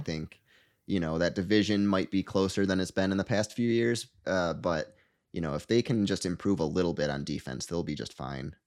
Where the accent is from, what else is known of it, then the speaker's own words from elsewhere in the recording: Michigan, United States; I'm from Michigan